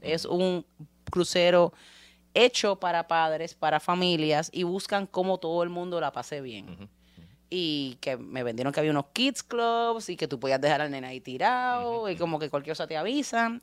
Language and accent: Spanish; Puerto Rico; somos puertorriqueños y tenemos playa